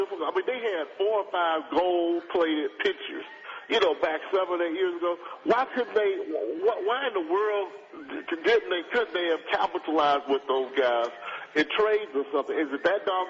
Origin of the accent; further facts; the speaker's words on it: Cincinnati, Ohio, United States; now in Dallas, United States; I grew up there in Cincinnati